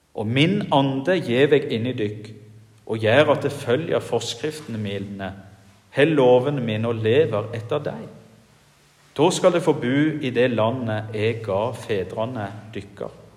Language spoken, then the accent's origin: Norwegian; Jæren, Rogaland, Norway; now in Giske, Norway; hjemme på Jæren, der jeg kommer ifra